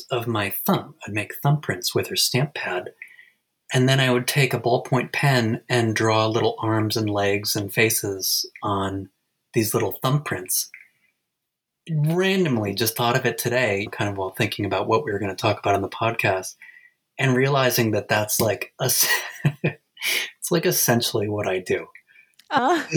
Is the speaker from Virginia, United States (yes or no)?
no; Ithaca, New York, United States; also born or lived in Alfred, New York; I'm talking to you right now from my hometown in Ithaca, New York.